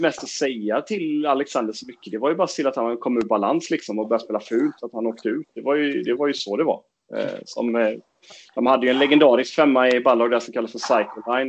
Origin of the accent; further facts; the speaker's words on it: Fagerhult, near Jönköping, Jönköping County, Sweden; vi kom ju från en förening, förening på den tiden hette Brandstorp men numera heter den Fagerhult